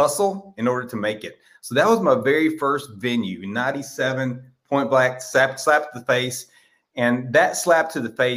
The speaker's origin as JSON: {"language": "English", "region": "Texas", "country": "United States", "said": "I am from Texas"}